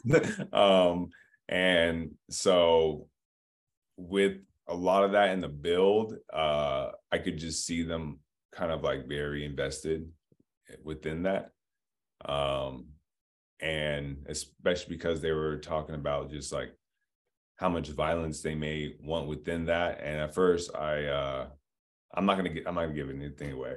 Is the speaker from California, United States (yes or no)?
yes; Diamond Bar, California, United States; also born or lived in Los Angeles; I was born in Los Angeles, um, but I grew up in Diamond Bar, California, in the, in, in Inland Empire, about, like, an hour out